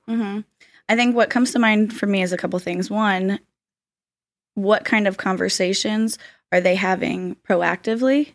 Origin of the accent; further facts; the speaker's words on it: Florida, United States; I'm from Florida, born and raised